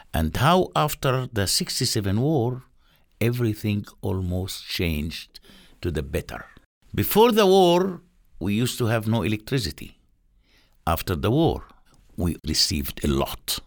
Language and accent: English; Palestine; moved away as an adult; now in Jericho, Palestine; I'm a person who grown up and developed in a refugee camp for 33 years.